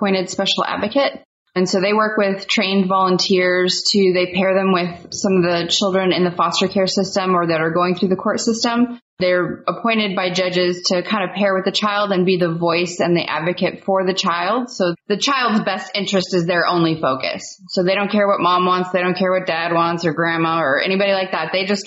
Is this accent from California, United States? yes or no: yes; Central Valley of California near Fresno, United States; moved away as an adult; also born or lived in Portland, Oregon; I grew up in the Central Valley of California near Fresno